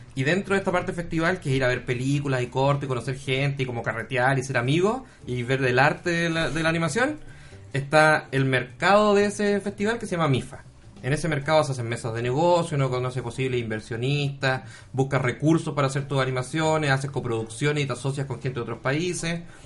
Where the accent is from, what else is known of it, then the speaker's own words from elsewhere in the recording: Iquique, Tarapacá, Chile; moved away as an adult; now in Santiago, Chile; yo soy de Iquique originalmente, pero me tuve que ir a Santiago para trabajar en esto